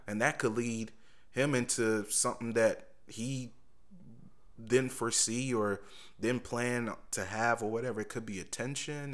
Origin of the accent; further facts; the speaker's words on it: Indianapolis, Indiana, United States; moved away as an adult; also born or lived in Richmond; Growing up in Indianapolis.